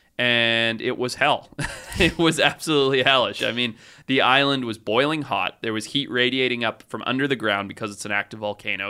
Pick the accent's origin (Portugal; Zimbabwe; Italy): Zimbabwe; growing up where I grew up in Zimbabwe